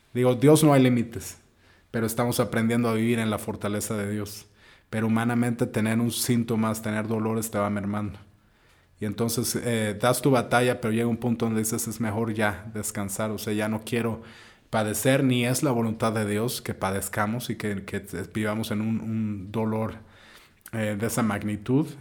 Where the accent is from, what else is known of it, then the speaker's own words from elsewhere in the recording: Mexico; donde crecimos como mexicanos la mayoría